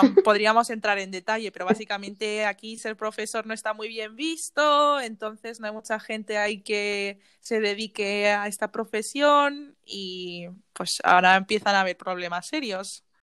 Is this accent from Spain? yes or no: yes; Spain; moved away as an adult; now in Netherlands; yo que vengo de España